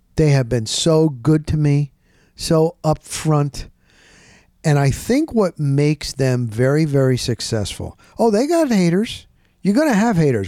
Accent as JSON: {"language": "English", "region": "New Jersey", "country": "United States", "also_born_or_lived": "Littleton, Colorado", "moved": "as an adult", "lives_now": "Tampa, United States", "said": "I came down here. I'm from New Jersey."}